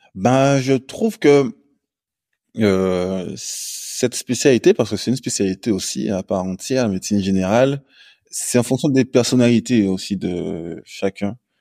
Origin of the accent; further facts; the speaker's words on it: Guadeloupe; also born or lived in Lille, France; now in Martinique; je suis originaire de la Guadeloupe